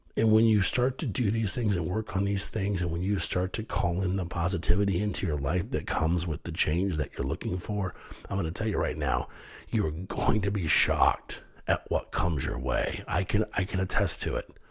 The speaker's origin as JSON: {"language": "English", "town": "Kenton", "country": "United States", "tie": "born or raised there", "said": "I grew up in a little town called Kenton, little farming community, 8,000 people, great place to grow up."}